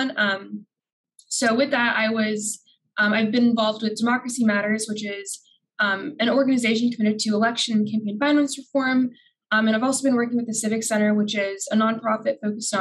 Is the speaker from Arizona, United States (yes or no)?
yes; Phoenix, Arizona, United States; moved away as an adult; now in Washington, D.C., United States; I'm from Phoenix, Arizona